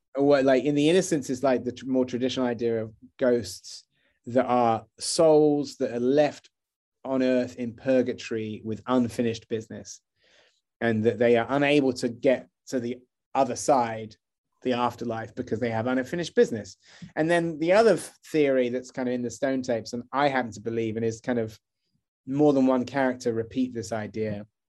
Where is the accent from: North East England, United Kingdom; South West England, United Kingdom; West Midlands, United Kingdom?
South West England, United Kingdom; Wells; moved away as an adult; also born or lived in London; I grew up in Wells